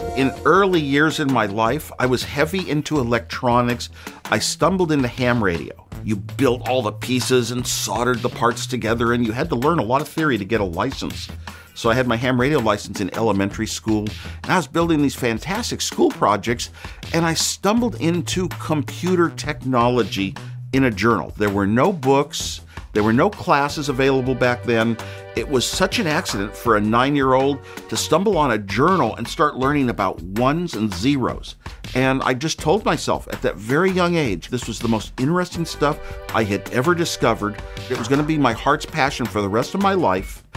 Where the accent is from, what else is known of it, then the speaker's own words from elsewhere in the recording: Silicon Valley, California, United States; I grew up in Silicon Valley